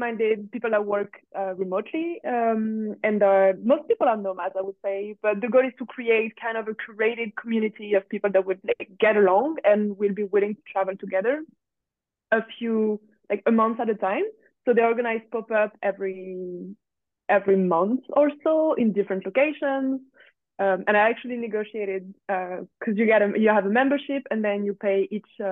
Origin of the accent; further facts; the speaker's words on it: France; English is a second language; moved away; I come from France